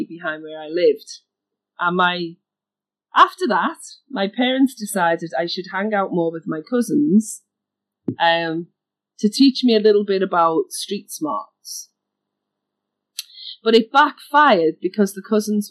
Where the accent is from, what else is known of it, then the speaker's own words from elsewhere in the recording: Liverpool, North West England, United Kingdom; I grew up in a city in the UK called Liverpool, which is northwest. You can hear my accent.